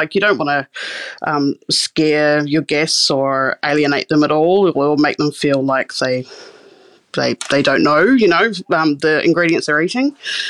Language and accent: English; Christchurch, Canterbury, New Zealand; I grew up in Osatahi, which is Christchurch in Canterbury, New Zealand. Grew up on the beach there in New Brighton, probably a third or fourth generation New Brighton kid from out there.